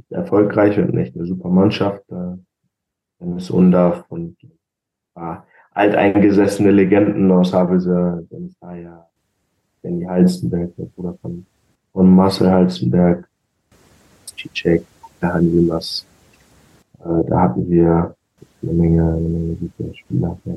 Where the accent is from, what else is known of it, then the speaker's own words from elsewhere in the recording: Braunschweig, Lower Saxony, Germany; von meinem Heimatstadt äh, von Braunschweig